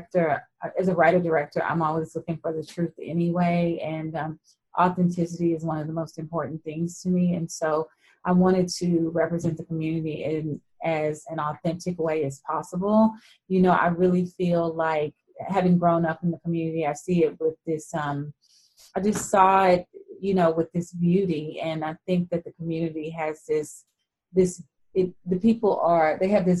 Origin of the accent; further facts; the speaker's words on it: Fort Worth, Texas, United States; I grew up in Fort Worth, Texas